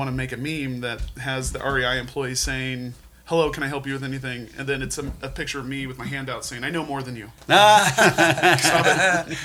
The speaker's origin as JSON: {"language": "English", "town": "Helena", "region": "Montana", "country": "United States", "tie": "born or raised there", "lives_now": "Missoula, United States", "said": "I grew up in Helena"}